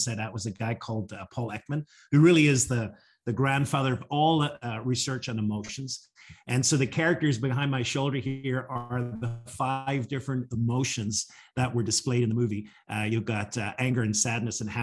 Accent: Northern Ireland, United Kingdom; now in Washington, D.C., United States; I'm originally from Northern Ireland. I grew up there, but now I live just outside of Washington, D.C. here in the U.S.

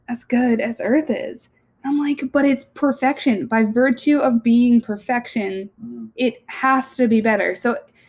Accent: New Jersey, United States; We're from Jersey

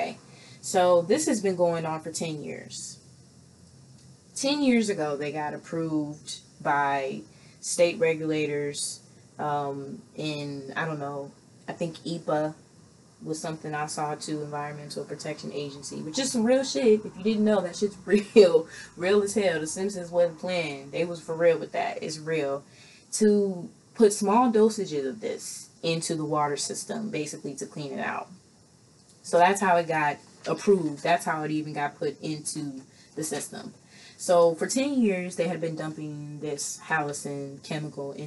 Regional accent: Midwest, United States; I'm from the Midwest

